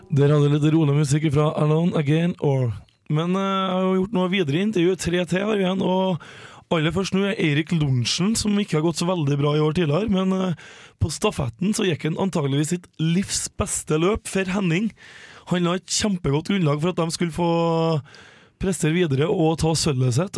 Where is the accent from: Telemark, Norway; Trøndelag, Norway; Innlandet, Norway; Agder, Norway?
Trøndelag, Norway; Levanger; vi er jo begge fra Levanger kommune, både jeg og Helene